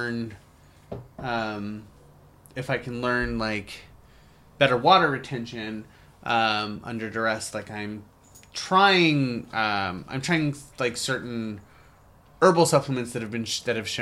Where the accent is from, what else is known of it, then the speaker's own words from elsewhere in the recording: United States; being an American